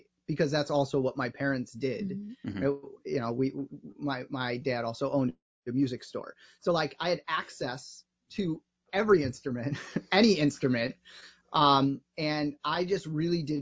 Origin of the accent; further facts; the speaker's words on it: Evanston, Illinois, United States; I grew up here in Chicago in Evanston